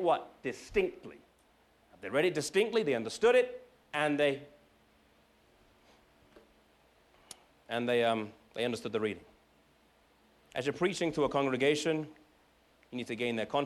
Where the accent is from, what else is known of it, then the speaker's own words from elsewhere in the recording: England, United Kingdom; now in United States; I'm from England